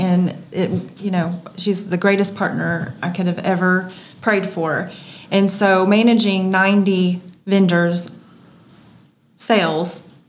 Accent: Marion, United States; born or raised there; moved away as an adult; also born or lived in Dallas-Fort Worth, Texas

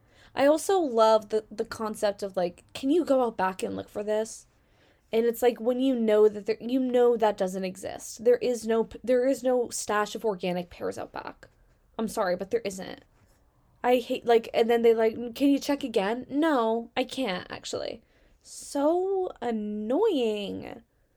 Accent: Virginia, United States; No, I'm from Virginia. You're from Russia.

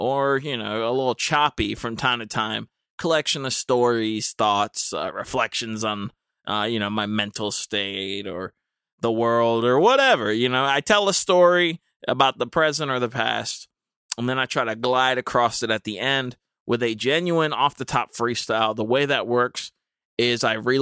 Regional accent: Dudley, North Carolina, United States; I'm from Dudley

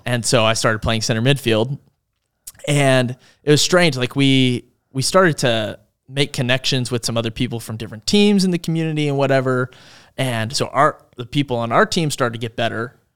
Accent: Langhorne, Pennsylvania, United States; moved away; My hometown, Langhorne. Langhorne, Pennsylvania is in Bucks County.

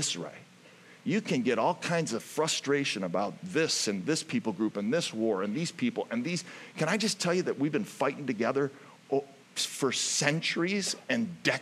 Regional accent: Ohio, United States; moved away; I'm from Ohio

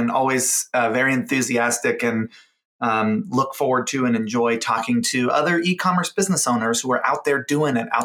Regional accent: Hawaii, United States; I grew up in Hawaii, and Hawaii has a very strong Japanese influence.

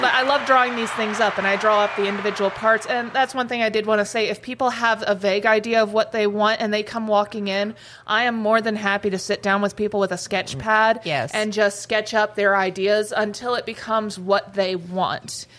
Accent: Columbus, Ohio, United States; also born or lived in Gatlinburg, Tennessee; now in Grand Forks, United States; I was born and raised in Columbus, Ohio, but then I moved down to Gatlinburg, Tennessee, um, and I lived there for about 15 years

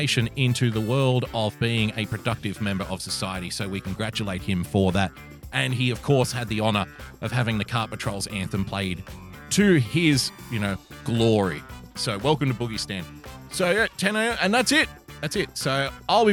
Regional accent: Australia; I love being an Australian

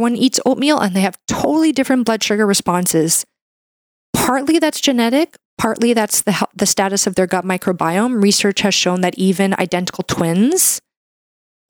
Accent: Canada; I'm a Canadian medical doctor

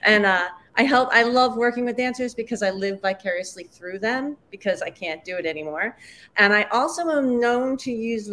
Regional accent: New Jersey, United States; I'm from Jersey

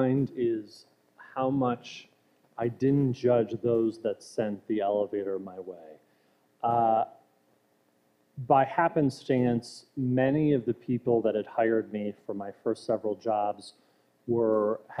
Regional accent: Ottawa County, Michigan, United States; growing up in Marin, Michigan, of Ottawa County

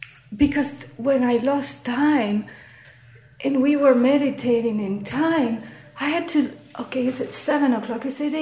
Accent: New York, United States; now in Toronto, Canada; I came from New York to Toronto. New York, Toronto.

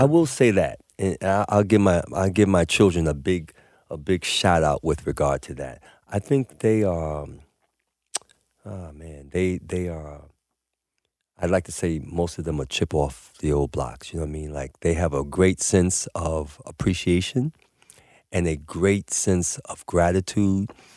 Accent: New York City, New York, United States; born or raised there

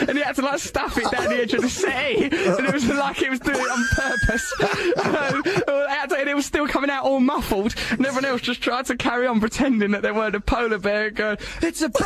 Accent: London, United Kingdom; everyone called me …, because I'm from London.

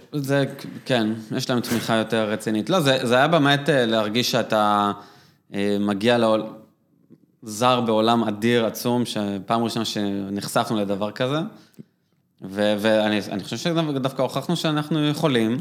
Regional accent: Israel; גדלתי במושב

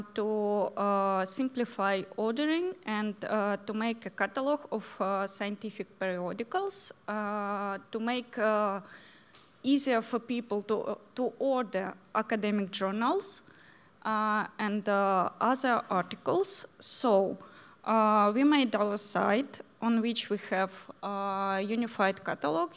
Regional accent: Ukraine; English is a second language

